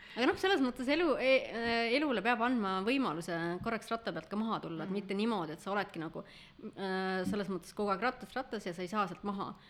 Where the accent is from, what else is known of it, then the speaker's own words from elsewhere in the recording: Võru, Võru County, Estonia; moved away; ma sündisin ja kasvasin, käisin koolis Võrus